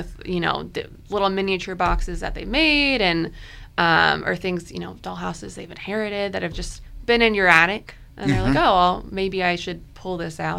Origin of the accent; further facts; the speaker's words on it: Richmond, Virginia, United States; I grew up in Richmond.